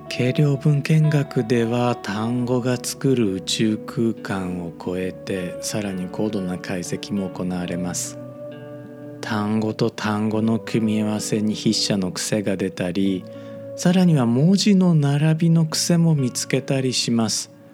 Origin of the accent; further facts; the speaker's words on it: Osaka, Japan; accent: Kamigata dialect; 僕 大阪育ちなので、まあ、正確に言うとネイティブの大阪人ではないかもしれないんですが